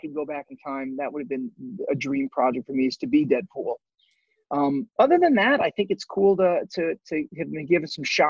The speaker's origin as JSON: {"language": "English", "area": "outside of Chicago", "region": "Illinois", "country": "United States", "tie": "born or raised there", "said": "I was born in Chicago, outside of Chicago."}